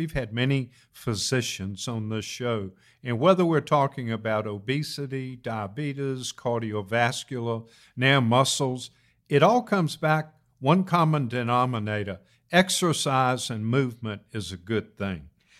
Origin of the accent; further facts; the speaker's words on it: Virginia, United States; I was born and raised in Virginia